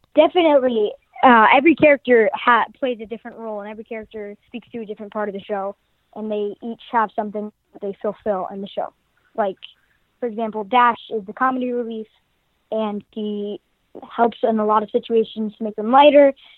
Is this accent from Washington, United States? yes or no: no; California, United States; I'm from California